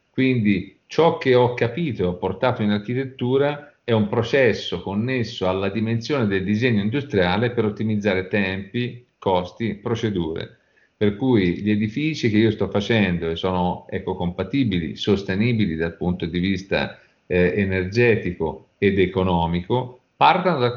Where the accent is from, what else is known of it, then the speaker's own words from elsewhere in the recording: Naples, Campania, Italy; Certo, assolutamente, il mio accento non tradisce.